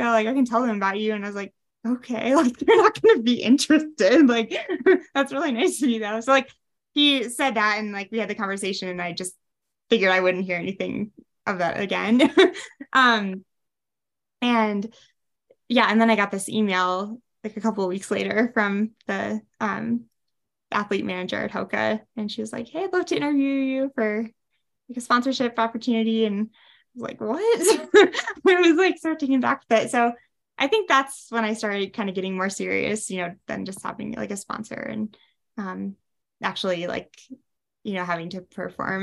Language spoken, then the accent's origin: English; Wisconsin, United States; moved away as an adult; now in Leadville, United States; I grew up in Wisconsin